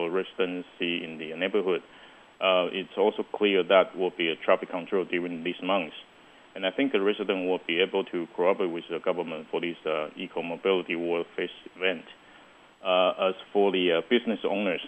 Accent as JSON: {"language": "English", "region": "Kaohsiung", "country": "Taiwan", "tie": "born or raised there", "said": "my hometown, Hamaxing"}